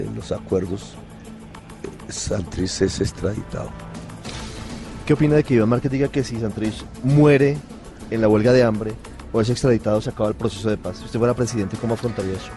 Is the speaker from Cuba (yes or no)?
no; Colombia